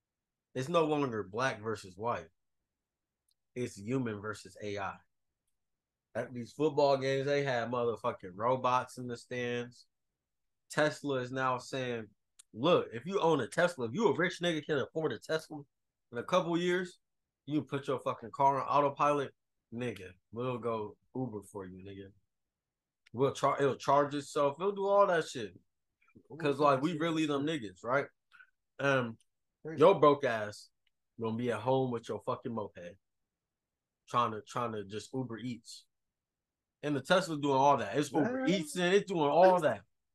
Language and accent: English; Las Vegas, Nevada, United States; So, like, you on my dick because I'm from Vegas. Man, I grew up in Vegas.